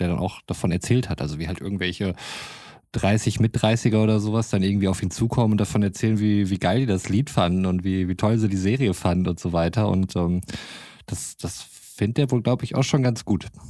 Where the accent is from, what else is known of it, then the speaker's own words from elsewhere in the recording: North Rhine-Westphalia, Germany; als Ostwestfale